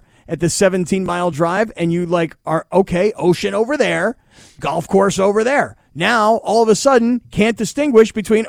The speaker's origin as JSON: {"language": "English", "region": "South Florida", "country": "United States", "tie": "born or raised there", "moved": "yes", "said": "I grew up in South Florida."}